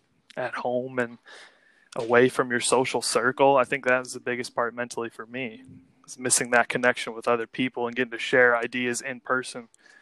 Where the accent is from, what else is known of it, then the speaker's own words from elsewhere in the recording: St. Louis, Missouri, United States; moved away as an adult; now in Chicago, United States; I've been living in Chicago here for about 7 years now. I was born and raised in St. Louis, Missouri. Shout out to my hometown.